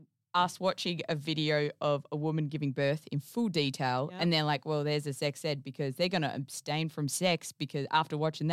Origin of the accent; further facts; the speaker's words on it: Geraldton, Western Australia, Australia; I grew up in Geraldton.